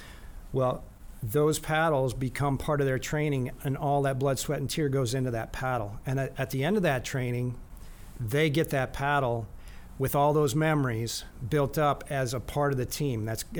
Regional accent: Eau Claire, Wisconsin, United States; Eau Claire, Wisconsin. Midwest, central Wisconsin.

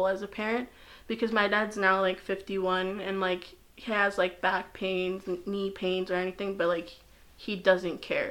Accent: United States; I'm just so used to the American society and standards that it's like, I am American without the proper documentation

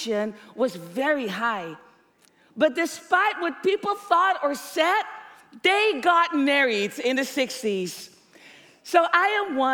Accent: Netherlands; growing up in the Netherlands

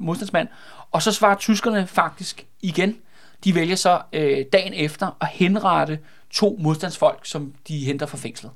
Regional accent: Glostrup / Brøndby, Capital Region of Denmark, Denmark; som er grænsen mellem Glostrup og Brøndby. Det er derude, hvor jeg er fra

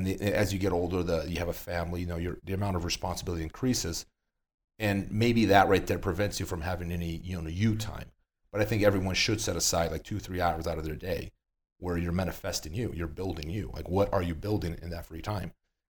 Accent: Brazil; moved away; I came from Brazil. I moved from Brazil in 2008.

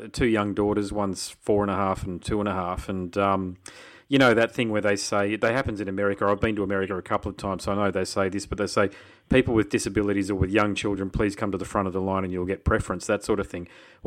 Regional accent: Brisbane, Queensland, Australia; I'm from Brisbane

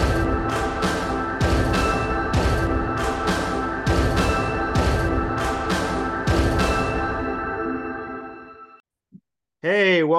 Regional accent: Hopkinton, Massachusetts, United States; I'm from like the Boston area. I grew up in Hoppington, which is where the Boston Marathon starts

